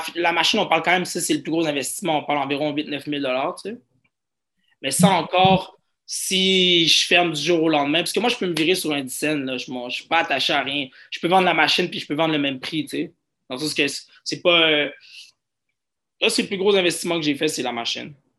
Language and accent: French; Montreal, Quebec, Canada; j'ai grandi à Outremont, qui se trouve sûrement dans, dans les quartiers les plus riches de Montréal.